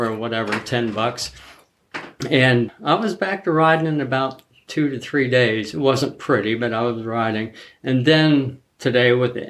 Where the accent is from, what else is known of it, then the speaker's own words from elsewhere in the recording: Zanesville, Ohio, United States; I grew up in Zanesville, Ohio.